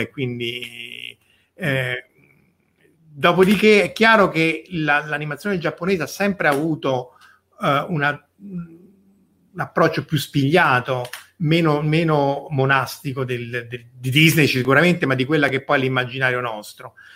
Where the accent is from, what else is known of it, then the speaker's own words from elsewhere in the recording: Rome, Lazio, Italy; io sono di Roma come Verusca